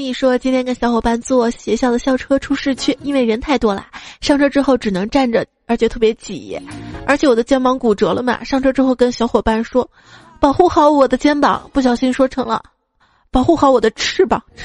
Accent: Northeast China, China; 我们东北这边儿

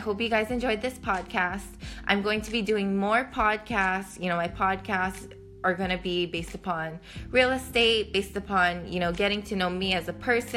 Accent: Hawaii, United States; moved away as an adult; now in New York City, United States; I literally went from living my entire life in Hawaii to moving to New York City

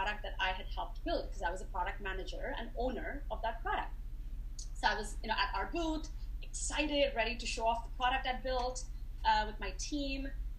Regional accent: India; now in United States; But I moved to America 20 years ago, and I came from India, like I said

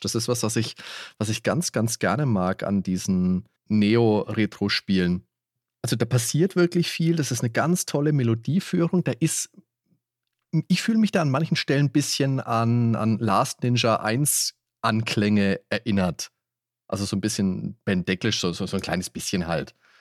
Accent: Würzburg, Bavaria, Germany; wir haben bei uns in Würzburg einen ganz tollen Spieleladen gehabt

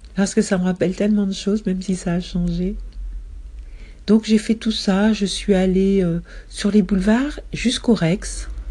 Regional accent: Paris, Île-de-France, France; Depuis mon enfance jusqu'à ma vie de jeune adulte, j'ai été élevée dans les trois premiers arrondissements de Paris

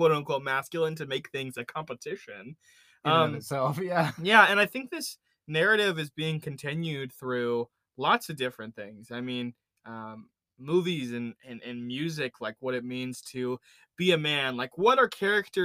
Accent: Indiana, United States; Sam and I grew up in Indiana

